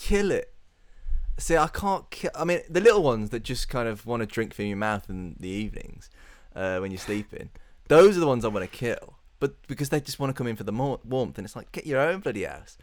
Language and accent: English; United Kingdom; I'd rather live in the U K because it's my hometown, uh, my home, uh, island